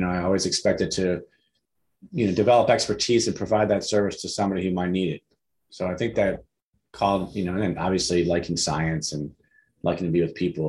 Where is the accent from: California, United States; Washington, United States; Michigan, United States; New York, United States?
Michigan, United States; Detroit; So I grew up in Detroit. And my mother was a school teacher.